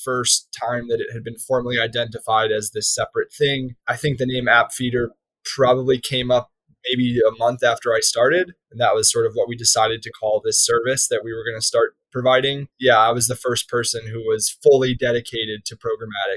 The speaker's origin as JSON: {"language": "English", "town": "Chicago", "region": "Illinois", "country": "United States", "moved": "as an adult", "lives_now": "New York, United States", "said": "I was from Chicago"}